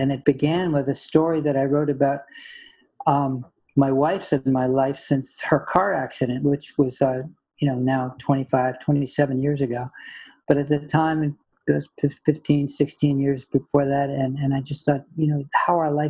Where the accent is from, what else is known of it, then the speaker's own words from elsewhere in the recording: Connecticut, United States; I grew up in Connecticut.